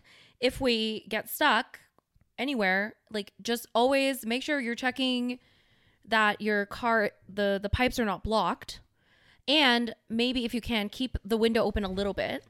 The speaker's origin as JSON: {"language": "English", "country": "Canada", "said": "we're Canadian"}